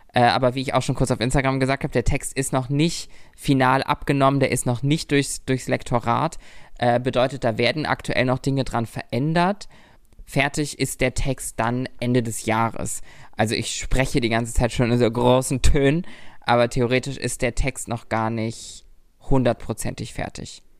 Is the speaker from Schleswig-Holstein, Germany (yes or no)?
yes; Lübeck, Schleswig-Holstein, Germany; moved away as an adult; now in Berlin, Germany; in meiner Heimat, in unserer Heimat